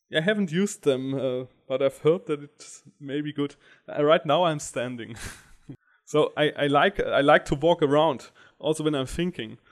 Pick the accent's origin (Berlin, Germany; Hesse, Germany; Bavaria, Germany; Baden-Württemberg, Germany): Baden-Württemberg, Germany; Stuttgart; also born or lived in Karlsruhe; And I come from Stuttgart